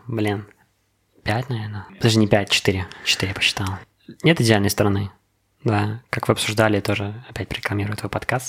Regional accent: Belarus; also born or lived in United States; Я горд тем, что я белорус, что я здесь родился

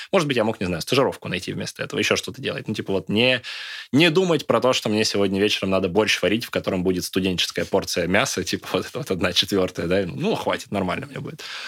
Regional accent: Izhevsk, Udmurtia, Russia; moved away as an adult; also born or lived in Moscow; Я из Ижевска

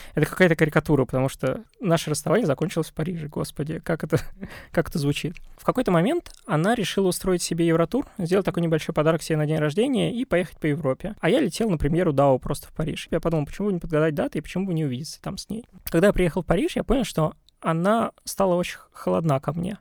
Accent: Russia; я русский, я россиянин

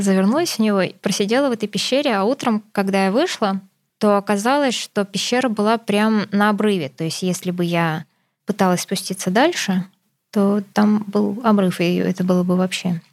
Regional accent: Krasnoyarsk Krai, Russia; Я из Красноярского края, и мы, как у всех, кто живет в Красноярском крае, все едут в Хакасию отдыхать

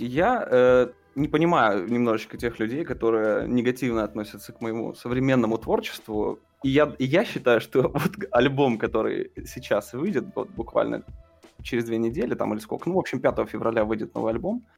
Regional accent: Russia; я, типа, артист из России

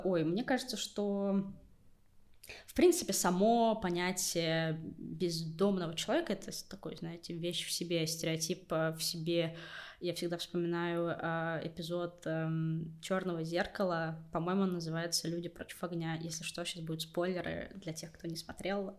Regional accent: Siberia, Russia; moved away as an adult; now in Moscow, Russia; я тоже из Сибири, тоже там, типа, сдавала ЕГЭ на много баллов, тоже приехала в Москву, чтобы найти работу

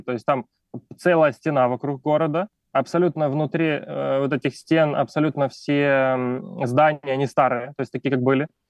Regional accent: Ukraine; moved away as an adult; also born or lived in China; now in Valencia, Spain; Сам родом из Украины, но последние пять с половиной лет я жил в Китае

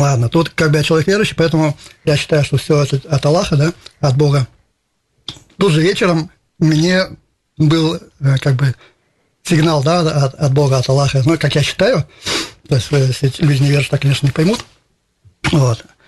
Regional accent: Izhevsk, Udmurtia, Russia; я татарин, но тем не менее с России

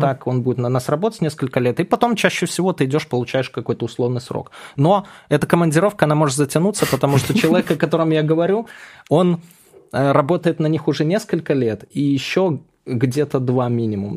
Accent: Belarus; moved away as an adult; now in Moscow, Russia; я сам белорус как бы по рождению и жил там, вот в Москве я 5 лет всего живу

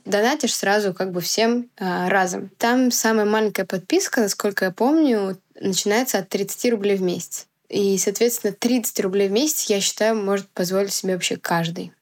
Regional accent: Biysk, Altai Krai, Russia; в Бийске, в моем родном городе

